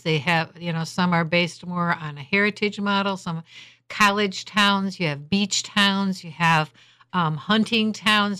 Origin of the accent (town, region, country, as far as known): Holland, Michigan, United States